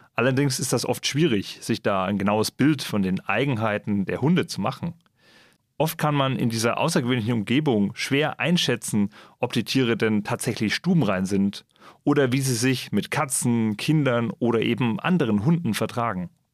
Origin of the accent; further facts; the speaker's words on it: Germany; bei uns in Deutschland